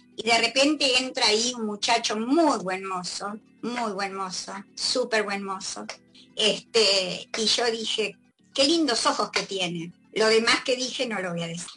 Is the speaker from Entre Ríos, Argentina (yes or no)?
yes; Entre Ríos, Argentina; now in Buenos Aires, Argentina; yo no soy porteña, por eso se nota, ¿no? Soy entrerriana